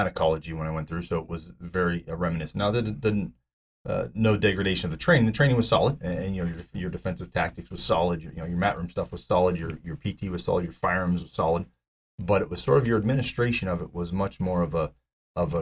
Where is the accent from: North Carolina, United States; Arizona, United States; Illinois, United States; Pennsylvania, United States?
Pennsylvania, United States; Pittsburgh; I was born and raised in Pittsburgh